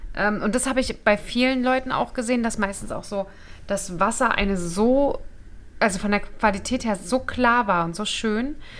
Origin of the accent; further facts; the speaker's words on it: Germany; als Deutsche